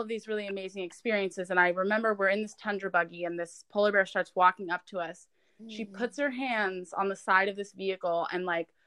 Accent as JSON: {"language": "English", "region": "Ohio", "country": "United States", "tie": "born or raised there", "moved": "yes", "said": "I grew up in Ohio"}